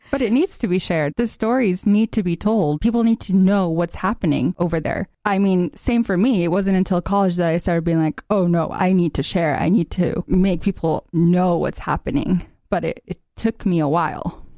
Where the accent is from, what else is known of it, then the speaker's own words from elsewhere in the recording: Gaza, Gaza Strip, Palestine; now in United States; growing up in Gaza